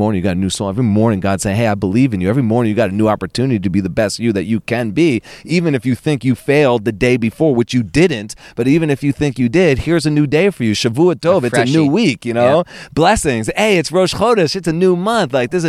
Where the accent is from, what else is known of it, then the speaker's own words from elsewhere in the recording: Princeton, New Jersey, United States; born there; also born or lived in Boston / Florida / Buffalo / Philadelphia; I was born in Princeton.